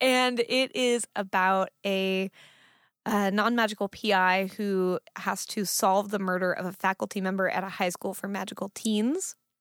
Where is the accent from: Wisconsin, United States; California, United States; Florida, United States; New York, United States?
California, United States; Fremont; I grew up in Fremont, which is a city in California